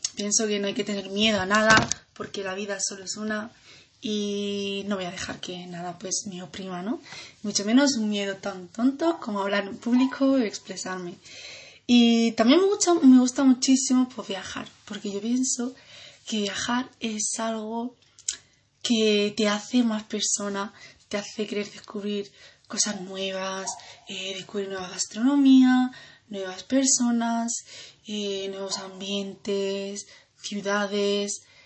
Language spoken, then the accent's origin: Spanish; Granada, Andalusia, Spain; nací aquí en Granada